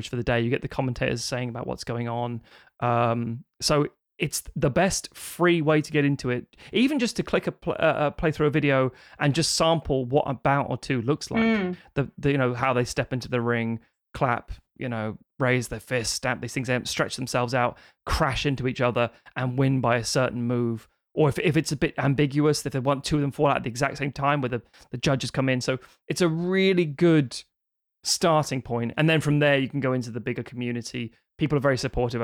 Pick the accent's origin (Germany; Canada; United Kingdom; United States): United Kingdom; London; I obviously grew up in Britain and that means, okay, so I grew up in Highbury